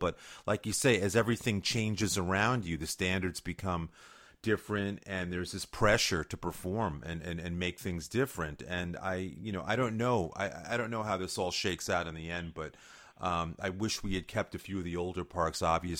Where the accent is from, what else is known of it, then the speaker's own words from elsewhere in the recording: New York, United States; I grew up in New York.